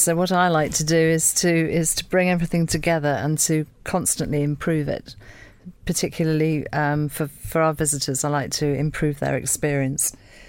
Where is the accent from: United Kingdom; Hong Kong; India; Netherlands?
United Kingdom; Welsh, Wales; also born or lived in Anglesey; we're also very, very proud of being Welsh and being on Anglesey